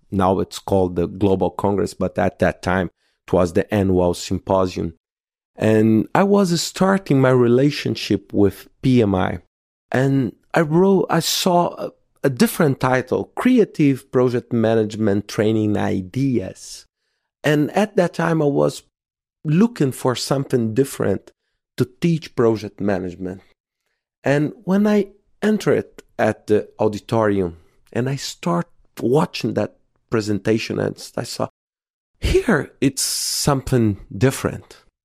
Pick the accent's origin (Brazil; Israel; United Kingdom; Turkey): Brazil; Belo Horizonte, Minas Gerais; my hometown in Belo Horizonte in Brazil